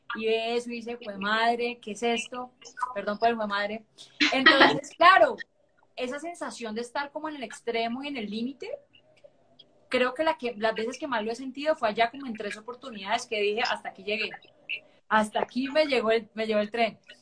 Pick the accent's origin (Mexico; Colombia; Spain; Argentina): Colombia; Cali, Valle del Cauca; no sé por qué soy tan caleña, hoy me siento más caleña